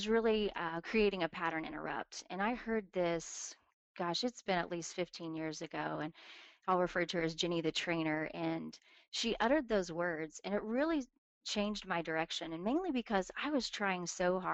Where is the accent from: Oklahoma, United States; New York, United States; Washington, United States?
Oklahoma, United States; Tulsa; I'm from Tulsa, Oklahoma, born and raised here